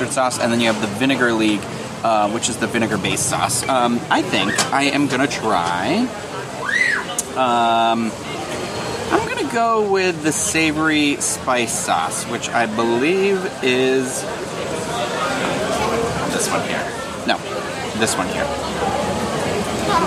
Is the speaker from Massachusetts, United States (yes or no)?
yes; Boston, Massachusetts, United States; moved away; I come from Boston